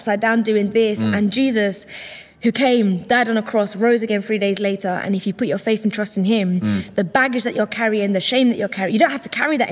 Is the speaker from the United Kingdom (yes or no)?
yes; Ilford, London, United Kingdom; I'm from Ilford